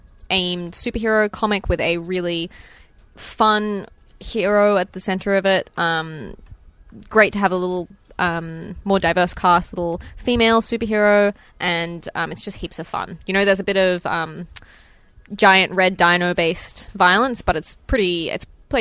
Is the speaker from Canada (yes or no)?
yes; Canada; I'm also another one that, as a Canadian, you should probably check out the books of Faith Erin Hicks.